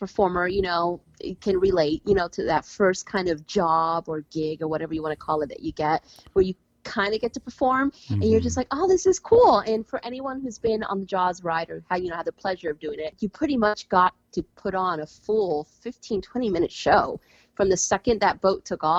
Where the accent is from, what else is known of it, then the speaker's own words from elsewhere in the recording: Orlando, Florida, United States; moved away as an adult; also born or lived in Las Vegas / Los Angeles / Singapore; I am from Orlando, Florida